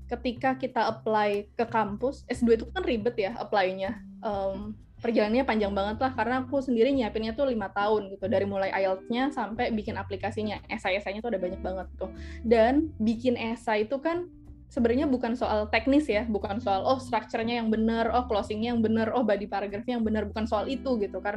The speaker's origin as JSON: {"language": "Indonesian", "region": "Jakarta", "country": "Indonesia", "said": "ya itu tadi dengan segala privilege-nya sebagai orang Jakarta ya walaupun mungkin aku bukan berasal dari keluarga yang um, well off juga ya"}